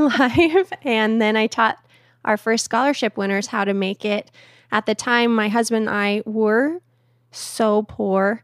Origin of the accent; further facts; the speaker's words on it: Phoenix, Arizona, United States; in a little suburb of Phoenix called Awatukee